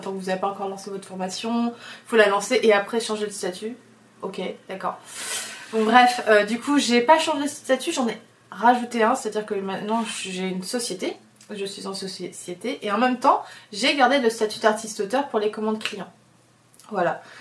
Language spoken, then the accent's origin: French; Oléron, Nouvelle-Aquitaine, France; now in Paris, France; je suis très bien entourée à Oléron, parce que c'est de là d'où je viens et que vraiment c'est mes racines et que j'ai des potes depuis toujours là-bas